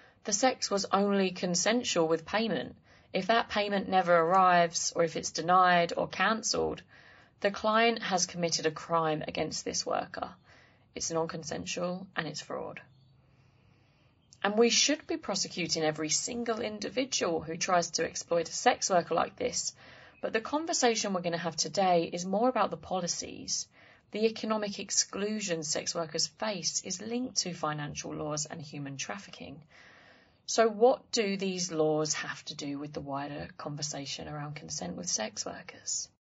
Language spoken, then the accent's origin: English; Essex, East of England, United Kingdom; I'm English, yeah. Where from? Yeah. I'm from Essex.